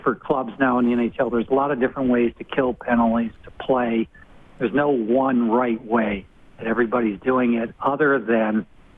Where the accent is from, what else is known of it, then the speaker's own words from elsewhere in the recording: Rhode Island, United States; I'm from Rhode Island